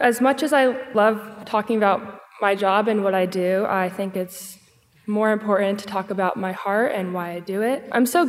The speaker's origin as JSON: {"language": "English", "town": "Akron", "region": "Ohio", "country": "United States", "said": "I'm from Akron, Ohio."}